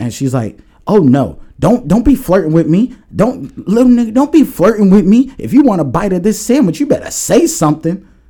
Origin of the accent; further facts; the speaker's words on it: New York, United States; also born or lived in Long Island; now in New Jersey, United States; I'm from New York